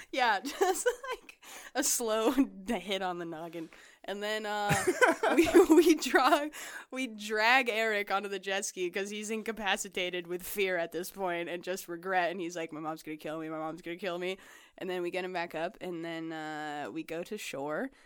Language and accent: English; Las Vegas, Nevada, United States; I grew up in Las Vegas.